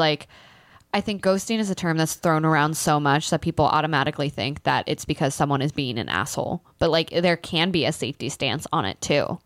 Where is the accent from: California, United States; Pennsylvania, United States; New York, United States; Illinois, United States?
Pennsylvania, United States; born or raised there; moved away